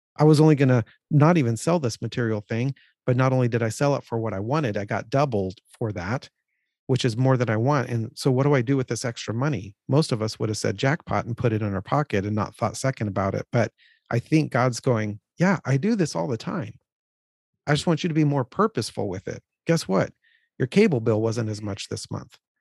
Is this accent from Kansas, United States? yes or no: no; California, United States; we grew up in California